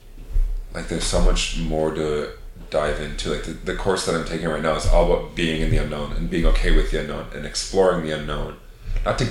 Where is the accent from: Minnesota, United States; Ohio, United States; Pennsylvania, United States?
Minnesota, United States; right outside of Fargo, North Dakota; I grew up in Minnesota, right outside of Fargo, North Dakota